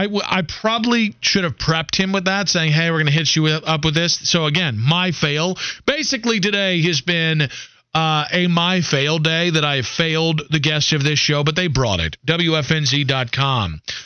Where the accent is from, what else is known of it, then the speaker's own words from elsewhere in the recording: Northeast Ohio, United States; moved away; also born or lived in the South; I moved to the South, because I'm from Northeast Ohio.